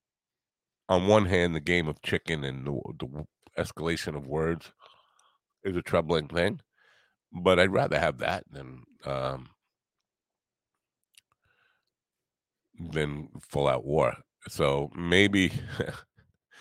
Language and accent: English; United States; As an American